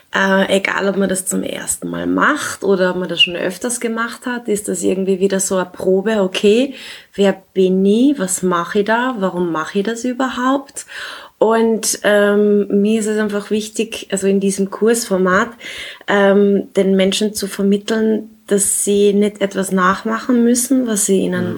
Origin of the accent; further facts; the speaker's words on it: Klagenfurt, Carinthia, Austria; now in Vienna, Austria; ich bin in Klagenfurt geboren. Äh, ich lebe derzeit in Wien